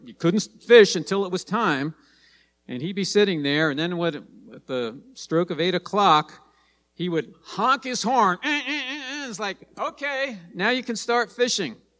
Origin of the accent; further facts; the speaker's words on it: New Jersey, United States; moved away; when I was a kid growing up in New Jersey